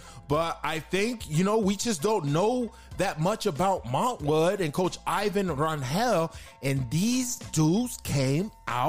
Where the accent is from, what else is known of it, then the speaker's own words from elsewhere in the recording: El Paso, Texas, United States; My dude from the park. I grew up on Quail Street.